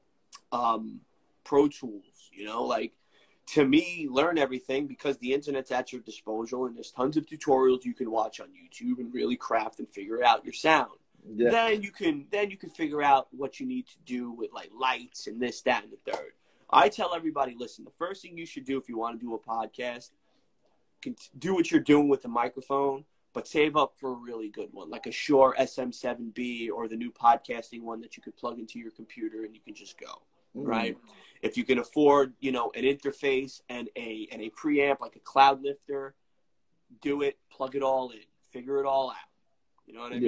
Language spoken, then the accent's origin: English; New York City, New York, United States; I'm from Staten Island, New York